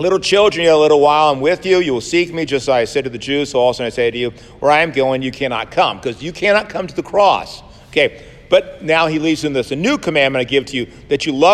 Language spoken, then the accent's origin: English; United States; I'm born American